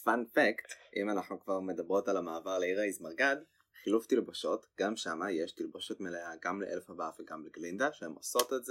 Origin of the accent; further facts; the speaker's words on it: Israel; אנחנו באות מישראל.